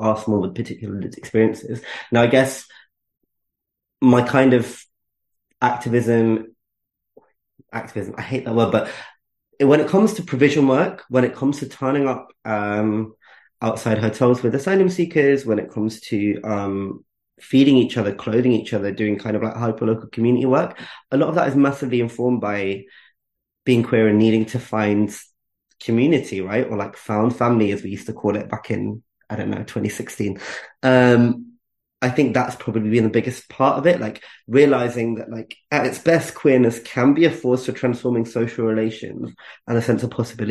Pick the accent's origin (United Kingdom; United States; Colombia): United Kingdom; I'm British and I'm Asian